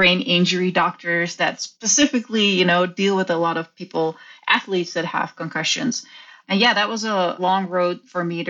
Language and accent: English; Netherlands; I grew up in the Netherlands